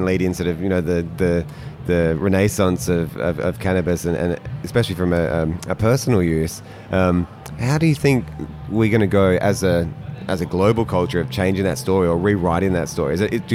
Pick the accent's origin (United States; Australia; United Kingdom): Australia; Adelaide, South Australia; as a kid growing up in Adelaide